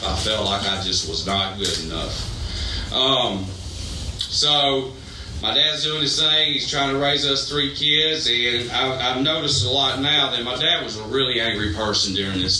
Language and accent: English; Greenville, South Carolina, United States; I was born in Greenville, South Carolina. Two parents and two younger siblings